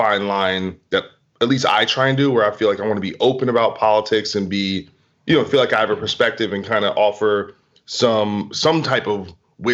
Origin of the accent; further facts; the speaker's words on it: New Jersey, United States; now in Los Angeles, United States; I'm from New Jersey and I'm from the two, and I live in LA now